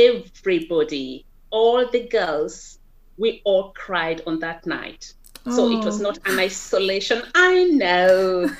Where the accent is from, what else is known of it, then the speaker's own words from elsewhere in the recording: Kenya; first language Kikuyu; English is a second language; Yeah, Kikuyu. Yeah, so Kikuyu would be my mother tongue.